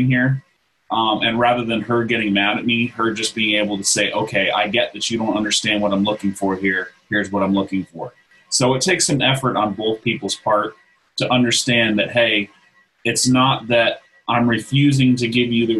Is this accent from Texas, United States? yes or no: yes; Texas, United States; I grew up in Texas, not too far from Johnson Space Center